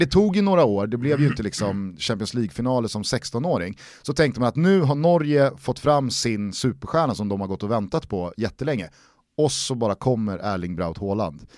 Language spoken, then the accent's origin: Swedish; Sweden; man som svensk fotbollssupporter